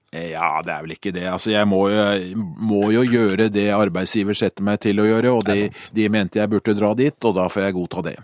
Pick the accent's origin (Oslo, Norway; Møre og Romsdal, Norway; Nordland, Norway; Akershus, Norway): Akershus, Norway; Skedsmo; så satt jeg hjemme i Skedsmo